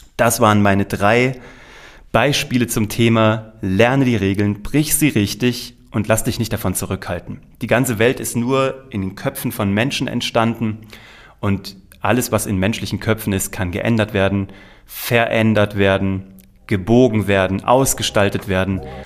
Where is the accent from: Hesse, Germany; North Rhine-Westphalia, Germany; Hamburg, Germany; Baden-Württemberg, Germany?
Hesse, Germany; Kassel; also born or lived in New York; habe während meines Abiturs parallel beim offenen Kanal Kassel, das ist so ein Bürgerfernsehen in Kassel, habe ich meine ersten Kurzfilme produziert, eine kleine Talkshow produziert, alles als Schüler der Oberstufe